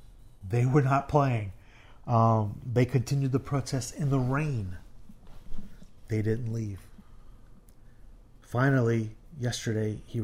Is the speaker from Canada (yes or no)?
no; Puerto Rico; Oh yeah, yeah. I'm from Puerto Rico, so